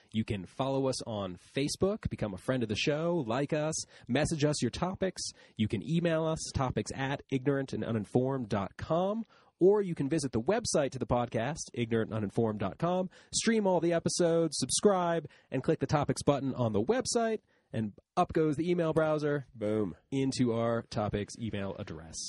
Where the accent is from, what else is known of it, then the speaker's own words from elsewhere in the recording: Canton, United States; they lived in Detroit and I grew up in Canton